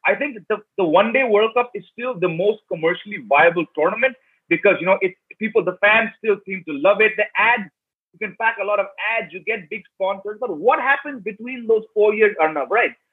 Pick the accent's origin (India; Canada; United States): India; I'm white uh, born and raised in India fourth generation American